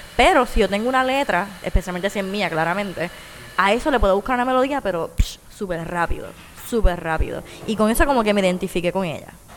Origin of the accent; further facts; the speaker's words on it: Puerto Rico; como puertorriqueña, ¿verdad? Como caribeña y lo que involucra vivir en, Puerto Rico